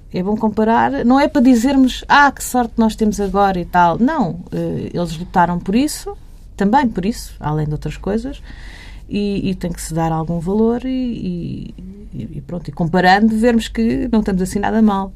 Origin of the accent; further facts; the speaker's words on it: Barreiro, Lisbon, Portugal; cresci no Barreiro